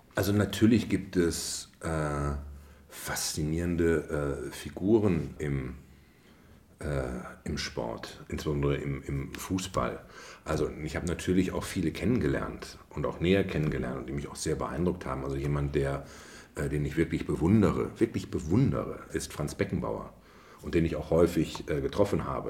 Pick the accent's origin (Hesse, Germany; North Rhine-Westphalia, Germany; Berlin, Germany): North Rhine-Westphalia, Germany; Bielefeld; also born or lived in Ravensburg; now in Potsdam, Germany; Mein Vater aber Bielefelder ist und ich dann sehr schnell dann von Ravensburg am Bodensee verfrachtet wurde als Knirps nach Bielefeld und bin dort aufgewachsen im Bielefelder Süden in Brackwede